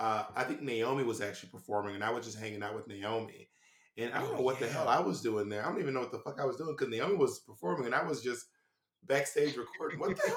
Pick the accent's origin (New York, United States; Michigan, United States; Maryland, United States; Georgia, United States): Georgia, United States; Atlanta; moved away as an adult; also born or lived in Columbus, Georgia; I'm from Atlanta.